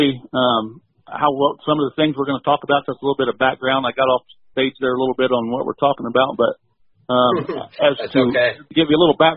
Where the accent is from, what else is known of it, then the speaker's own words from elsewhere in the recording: Tippecanoe County, north central Indiana, United States; I grew up in Indiana, north central Indiana, Tippecanoe County